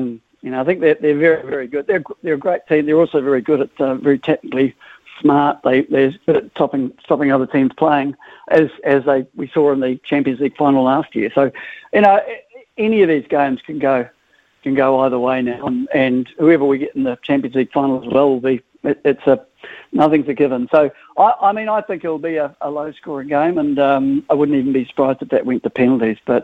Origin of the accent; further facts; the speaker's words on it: New Zealand; accent: New Zealand; also born or lived in Liverpool; I came out here when I was young, so... So I'm a Kiwi